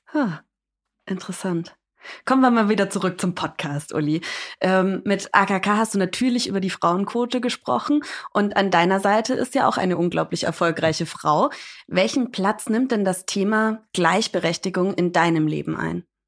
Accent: United States; ich bin Amerikanerin

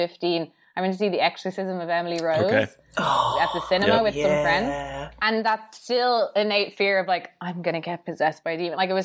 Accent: Ireland; I'm obviously from Ireland, and I think here, obviously, everyone's basically Irish Catholic

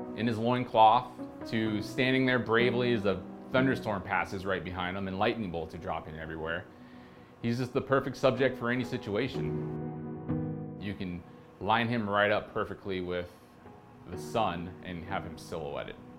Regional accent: outside Portland, Oregon, United States; moved away as an adult; now in Providence, United States; I'm originally from the West Coast, grew up a little bit outside of Portland, Oregon, and in two thousand and six, I loaded up my Subaru and rolled into Rhode Island

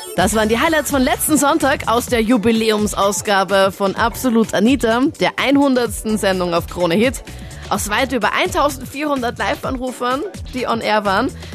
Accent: Linz, Upper Austria, Austria; in meiner Heimatstadt in Linz

